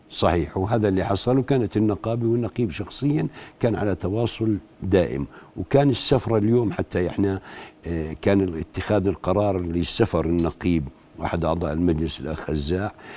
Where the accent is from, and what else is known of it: Jordan